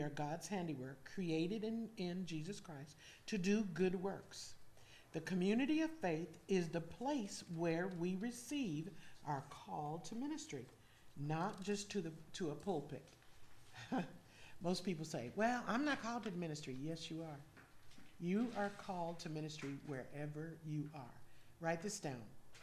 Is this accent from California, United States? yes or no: yes; California, United States; moved away as an adult; now in Georgia, United States; we grew up in California